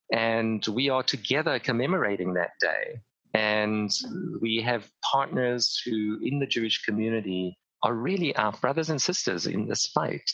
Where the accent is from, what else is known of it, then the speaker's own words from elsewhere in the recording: Cape Town, Western Cape, South Africa; I grew up in Cape Town, South Africa, at the height of the apartheid regime